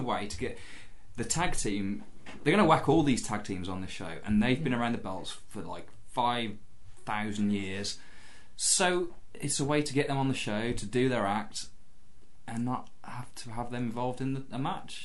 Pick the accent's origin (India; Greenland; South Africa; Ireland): Ireland; I'm Irish.